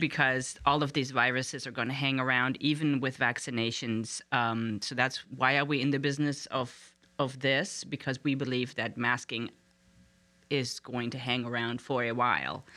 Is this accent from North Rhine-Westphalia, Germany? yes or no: no; Frankfurt, Hesse, Germany; moved away as an adult; now in Harrisonburg, United States; I was born in Frankfurt, Germany